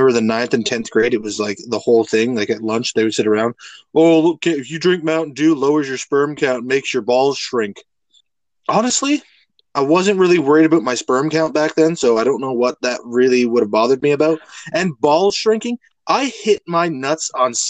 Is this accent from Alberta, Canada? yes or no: yes; Alberta, Canada; I grew up in Alberta